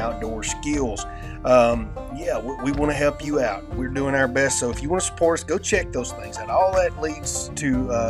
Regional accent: United States; accent: redneck; my redneck rambling accent

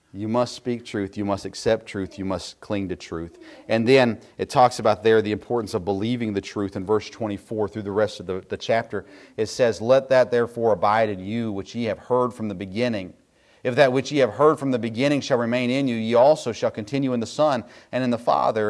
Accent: Tennessee, United States; I grew up in Tennessee

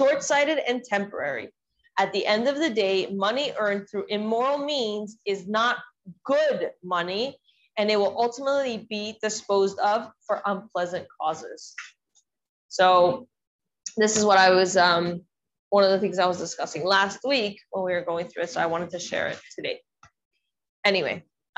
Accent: the South, United States; I grew up in the South, so it's the Bible Belt.

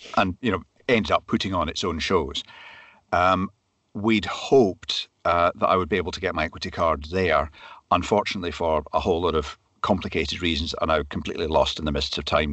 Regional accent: Glasgow, Scotland, United Kingdom; also born or lived in Perthshire / Speyside; I was born in Glasgow, grew up in the suburbs of Glasgow

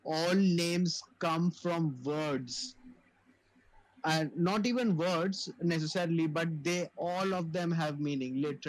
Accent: India; I mean, as an Indian

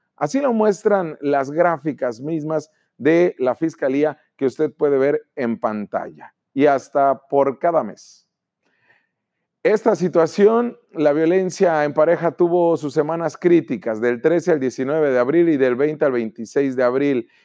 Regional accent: Baja California, Mexico

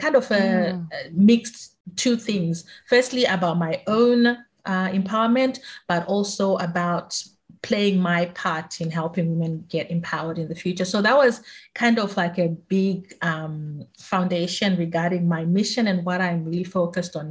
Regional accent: Zimbabwe; now in Australia; I grew up in Zimbabwe

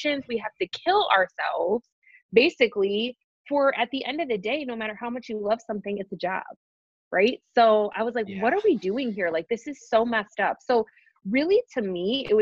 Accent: right outside of Detroit, Michigan, United States; moved away as an adult; also born or lived in Colorado; I was born and raised right outside of Detroit

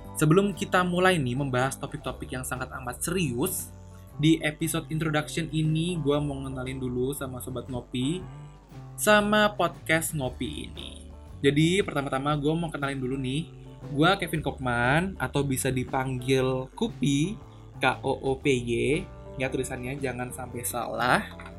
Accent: Surabaya, East Java, Indonesia; moved away as an adult; now in Tangerang, Indonesia; gua dari kecil hingga besar di Surabaya sampai SMA di Surabaya

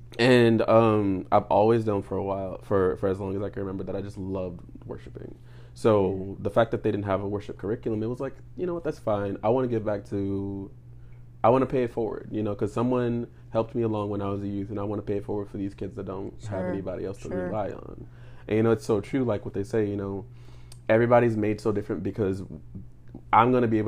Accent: New Orleans, Louisiana, United States; like I said, I'm 27 years old. I am originally from New Orleans, Louisiana.

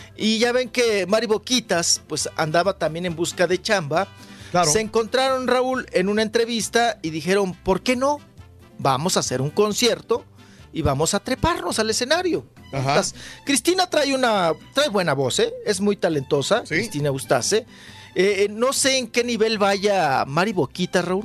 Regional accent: Ciudad Juárez, Chihuahua, Mexico; moved away; mi tierra, ahí de Ciudad Juárez, de Chihuahua

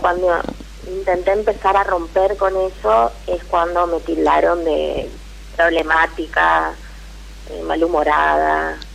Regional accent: Corrientes, Argentina; Soy de Corrientes

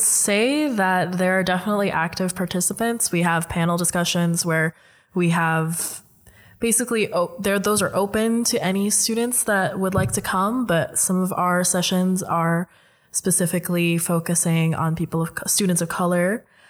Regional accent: Indonesia; now in Netherlands; I'm Filipino, but I was raised in Indonesia

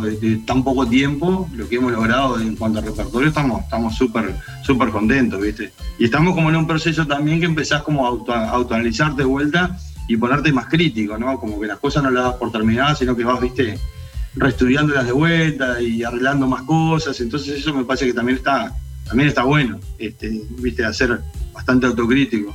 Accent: Dolores, Soriano, Uruguay; la banda somos todos de Dolores.

